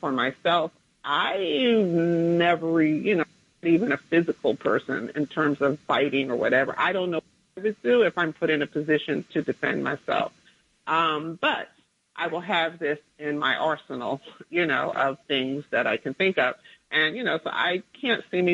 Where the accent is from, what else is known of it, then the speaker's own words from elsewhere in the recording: New Jersey, United States; in a small town in Jersey where near where I grew up.